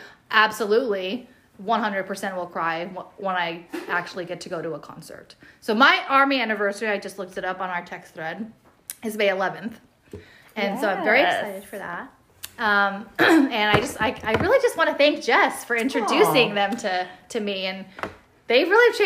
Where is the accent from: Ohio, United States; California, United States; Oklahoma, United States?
California, United States; San Diego; I'm born and raised in San Diego. I've lived here my whole life